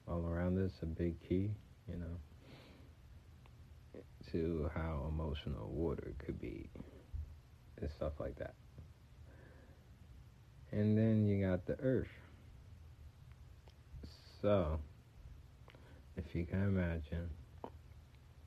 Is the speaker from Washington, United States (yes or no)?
no; Montclair, New Jersey, United States; I'm repping from North Jersey. That is Montclair.